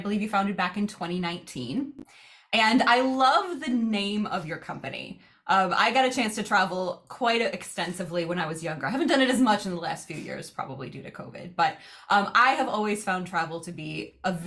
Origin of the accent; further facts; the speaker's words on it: United States; us as Americans